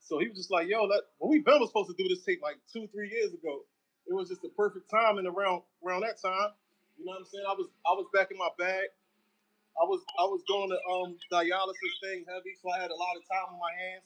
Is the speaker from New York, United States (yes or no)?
no; Philadelphia, Pennsylvania, United States; I'm from Philly.